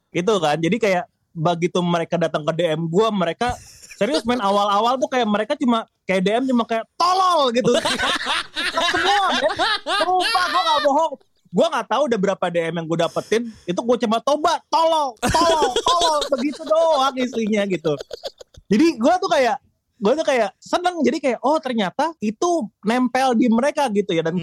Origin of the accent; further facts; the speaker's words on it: Jakarta, Indonesia; Lahir dan besar di Jakarta gua